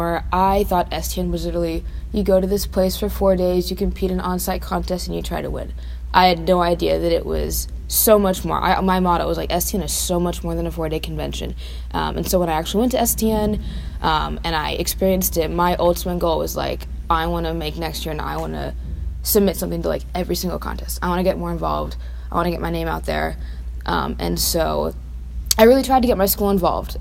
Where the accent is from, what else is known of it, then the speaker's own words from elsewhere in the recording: Royse City, Texas, United States; I am from Roy City High School in Roy City, Texas